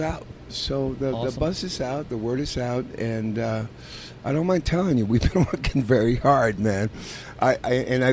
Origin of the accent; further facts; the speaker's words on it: San Diego, California, United States; also born or lived in Tijuana, Mexico; I was born in San Diego.